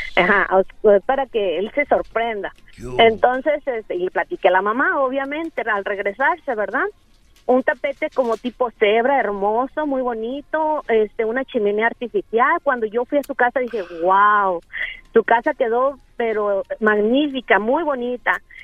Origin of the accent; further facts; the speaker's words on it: Guadalajara, Jalisco, Mexico; now in Phoenix, United States; soy de Guadalajara